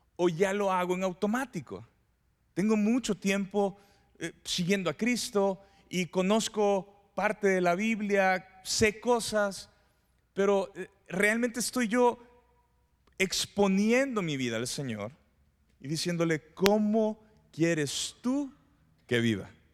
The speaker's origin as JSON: {"language": "Spanish", "country": "Mexico", "said": "los mexicanos"}